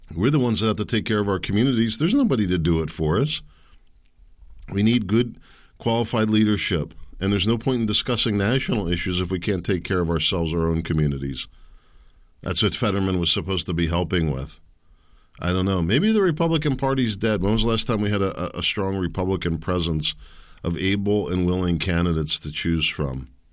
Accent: Pennsylvania, United States; I'm from Pennsylvania

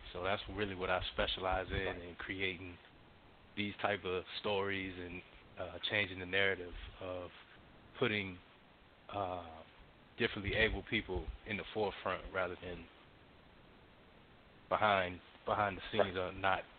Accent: Miami, Florida, United States; born there; now in Atlanta, United States; I was born in Miami, Florida. I'm a military brat. I live in Atlanta, Georgia right now

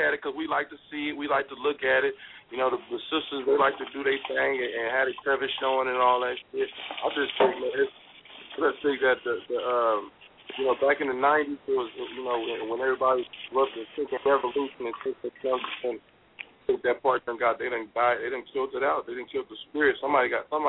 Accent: Oakland, California, United States; I grew up in East Oakland, and we had Boys and Girls Club

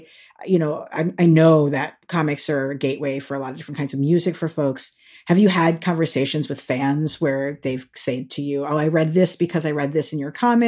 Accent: New York, United States; I'm also a New Yorker.

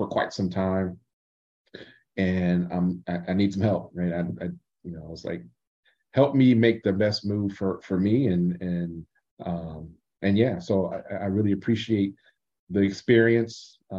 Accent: Columbus, Ohio, United States; moved away; also born or lived in Michigan; my hometown of Columbus, Ohio

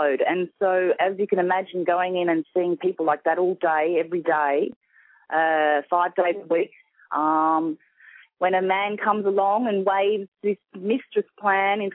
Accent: Sydney, New South Wales, Australia; accent: Australian; I'm from Sydney, Australia

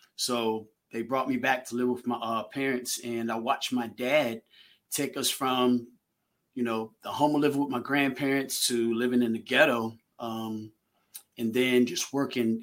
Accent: Manassas, Virginia, United States; also born or lived in Haymarket, Virginia; I'm from Manassas, Virginia

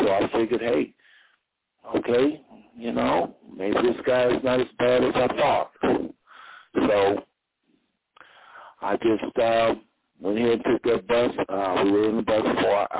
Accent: United States; I'm from the United States

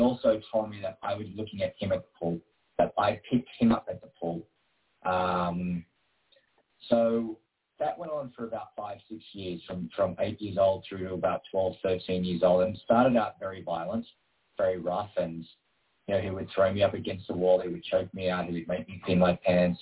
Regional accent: Queanbeyan, New South Wales, Australia; I grew up in a little town called Queanbeyan, which is just outside of Canberra

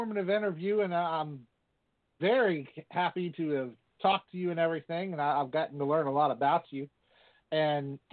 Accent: Virginia, United States; I'm actually from Virginia

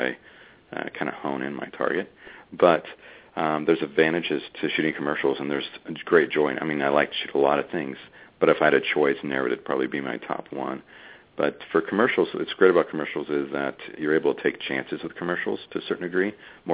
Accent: United States; being an American

